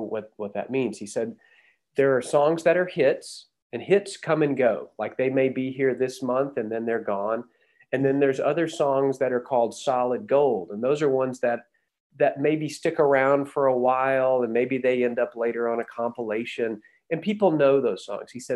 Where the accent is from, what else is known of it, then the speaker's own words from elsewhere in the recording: Huntsville, Texas, United States; also born or lived in Denton, Texas; Toby and I grew up in Huntsville, which is just north of Houston.